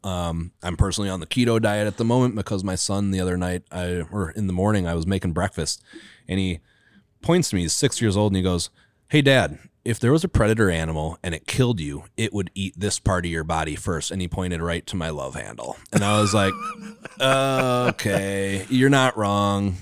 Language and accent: English; Wisconsin, United States; now in Minnesota, United States; I grew up in Wisconsin